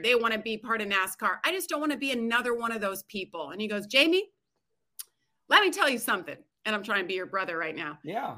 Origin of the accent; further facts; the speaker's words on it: United States; growing up in Tahoe